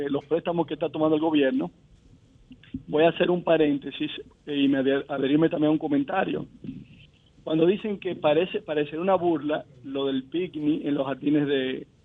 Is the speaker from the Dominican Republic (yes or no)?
yes; Dominican Republic; tú como dominicano decías, bueno, se te grifaba los vellos